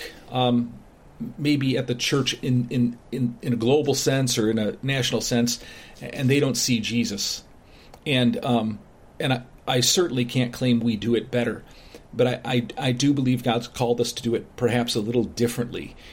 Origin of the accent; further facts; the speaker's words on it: Chicago, Illinois, United States; moved away as an adult; now in Bryan, Ohio, United States; My wife and I grew up in the Chicago area, so a much bigger, the suburbs.